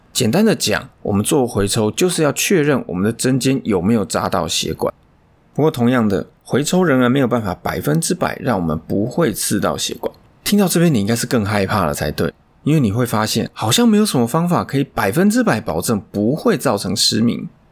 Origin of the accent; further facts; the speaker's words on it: Taiwan; 尤其我们台湾人这种骨架